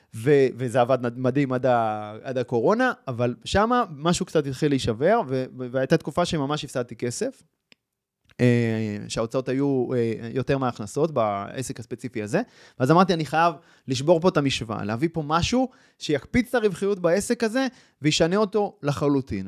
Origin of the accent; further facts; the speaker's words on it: Kfar Saba, Central District, Israel; now in Mishmar HaSharon, Israel; אני גדלתי בכפר סבא, בשנות ה-שמונים